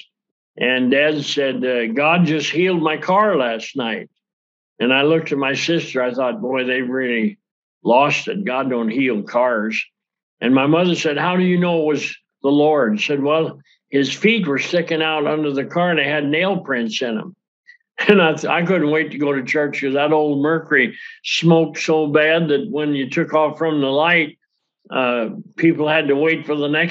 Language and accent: English; Yakima, Washington, United States; from Yakima, Washington